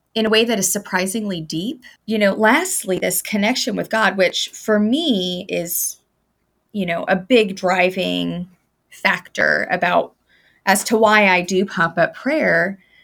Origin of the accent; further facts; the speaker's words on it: Arizona, United States; now in St. Petersburg, United States; I'm from Arizona and we don't get hurricanes in, in, in landlocked states